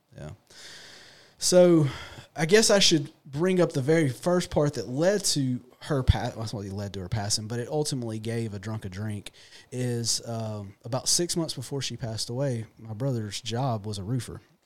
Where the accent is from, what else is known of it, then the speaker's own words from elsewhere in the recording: Raymond, United States; I'm born and raised here local. Um, I grew up in Raymond